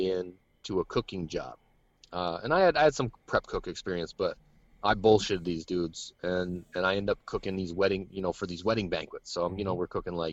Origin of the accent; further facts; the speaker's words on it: Vermont, United States; I'm a kid from Vermont.